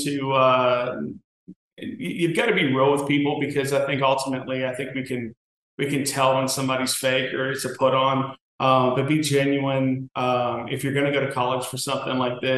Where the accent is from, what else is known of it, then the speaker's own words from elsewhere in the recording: South Louisiana, United States; I'm Cajun by descent. So we're all from Louisiana, South Louisiana.